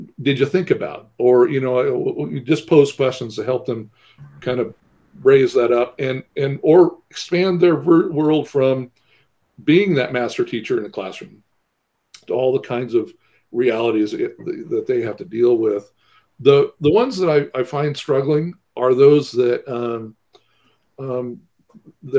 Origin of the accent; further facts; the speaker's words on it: small town about 50 miles from Corvallis, Oregon, United States; I was born in Corvallis, but was raised away in a small town about 50 miles away from there.